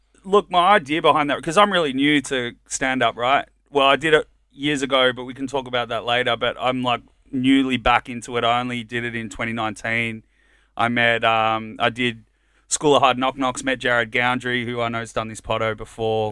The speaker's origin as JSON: {"language": "English", "town": "Melbourne", "region": "Victoria", "country": "Australia", "tie": "born or raised there", "also_born_or_lived": "Colombia", "said": "I grew up in Richmond"}